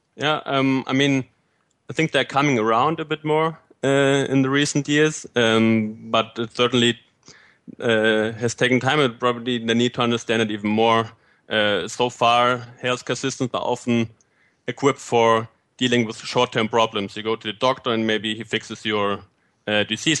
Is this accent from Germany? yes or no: yes; Fulda, Hesse, Germany; moved away as an adult; also born or lived in Bavaria / Argentina / Puebla, Mexico / Göttingen, Germany; now in United Kingdom; I uh, was born and raised in Fulda, Germany